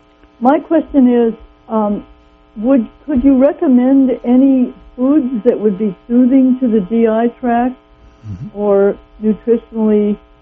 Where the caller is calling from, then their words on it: Arcata, California, United States; Hi, I'm from Arcata.